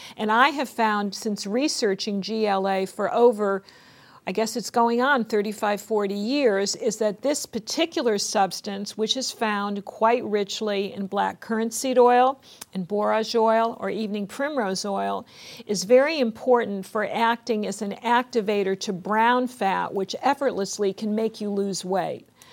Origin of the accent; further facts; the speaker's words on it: West Hartford, Connecticut, United States; I went back to West Hartford, Connecticut, which is my hometown, home state of Connecticut